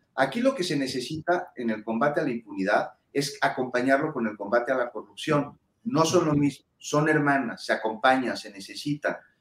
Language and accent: Spanish; Mexico; como ciudadano mexicano